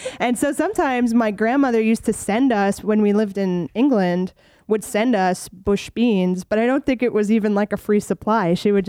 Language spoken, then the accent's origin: English; Germany; born there; also born or lived in New York, United States / Texas, United States; So I am not really from anywhere. I was born in Germany to American parents. Then we moved to New York. Then we moved to Texas for 6 months. Then we moved to Germany.